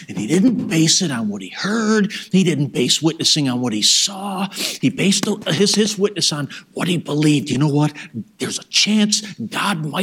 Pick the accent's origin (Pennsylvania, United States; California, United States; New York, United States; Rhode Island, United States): New York, United States; Rochester; We're from Rochester, New York, 42 years old